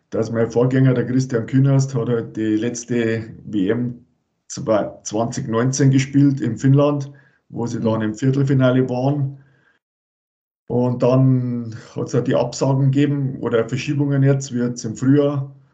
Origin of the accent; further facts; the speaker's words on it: Rosenheim, Bavaria, Germany; ich bin aus Rosenheim, äh, da bin ich geboren und habe das Eishockey spielen gelernt